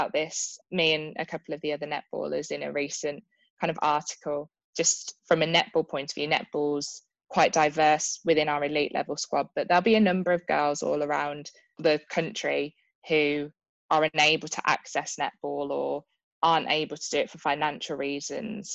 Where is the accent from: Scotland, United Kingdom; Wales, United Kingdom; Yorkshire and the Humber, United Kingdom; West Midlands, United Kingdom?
West Midlands, United Kingdom; Birmingham; in Birmingham, which is my hometown